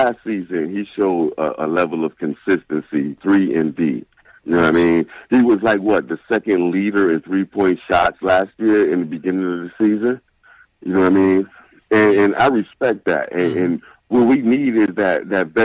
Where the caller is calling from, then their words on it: Rochester, New York, United States; I'm calling from Rochester, New York